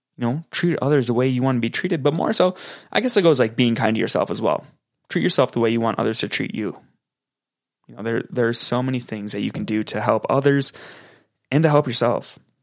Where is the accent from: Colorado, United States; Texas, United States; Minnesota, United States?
Minnesota, United States; Minneapolis–Saint Paul; I'm from the Twin Cities in Minnesota